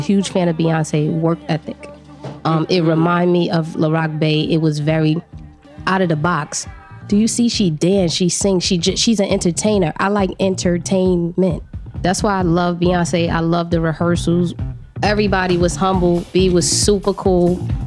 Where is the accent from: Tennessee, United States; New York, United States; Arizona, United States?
New York, United States; New York City; I was born in New York City, in Harlem, um, born and raised